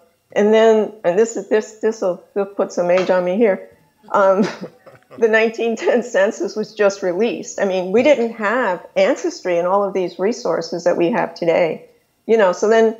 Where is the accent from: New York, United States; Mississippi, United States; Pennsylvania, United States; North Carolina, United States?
New York, United States; New York City; also born or lived in California; now in Florida, United States; I was born in New York. I'm from the South Bronx and Queens and then the other boroughs as well, moving around New York before I finally moved to California, then now live in Florida.